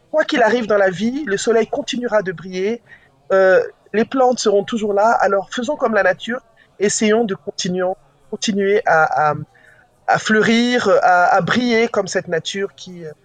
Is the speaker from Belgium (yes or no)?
no; Kinshasa, DR Congo; Je dis Vous savez quoi, je viens de Kinshasa, votre Nigeria.